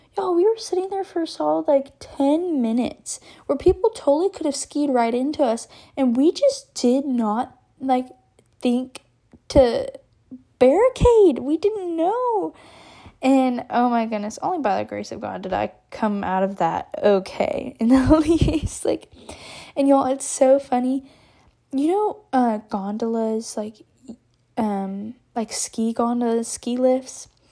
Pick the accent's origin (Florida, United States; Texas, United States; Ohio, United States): Texas, United States; I'm from Texas